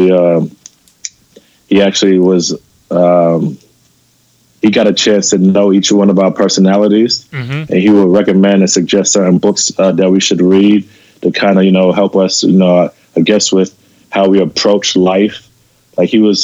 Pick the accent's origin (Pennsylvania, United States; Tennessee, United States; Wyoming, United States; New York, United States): New York, United States; New York City; also born or lived in Los Angeles; growing up in New York City